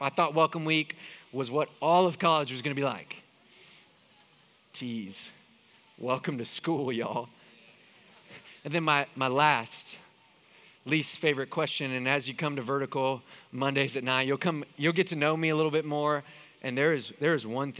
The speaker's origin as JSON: {"language": "English", "town": "Houston", "region": "Texas", "country": "United States", "moved": "as an adult", "said": "I'm from Houston."}